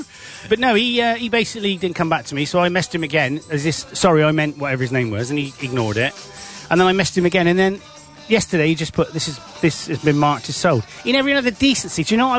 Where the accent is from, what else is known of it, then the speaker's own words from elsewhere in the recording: Bristol, South West England, United Kingdom; I'm definitely from Bristol. Lived here all my life, me babber.